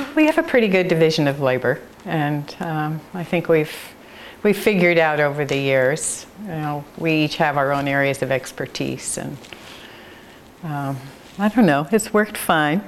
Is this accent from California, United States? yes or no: yes; San Francisco, California, United States; now in Monroe, Oregon, United States; I grew up in San Francisco